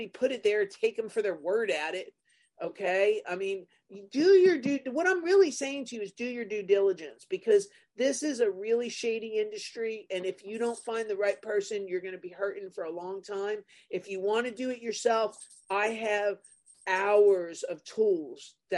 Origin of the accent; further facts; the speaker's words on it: New Jersey, United States; I'm from New Jersey